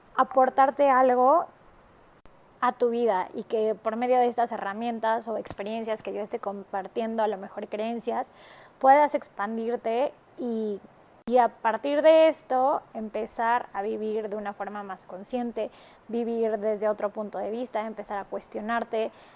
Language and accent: Spanish; Mexico; moved away as an adult; also born or lived in Marbella, Spain / Barcelona, Spain / Shanghai, China / Hong Kong; yo soy de México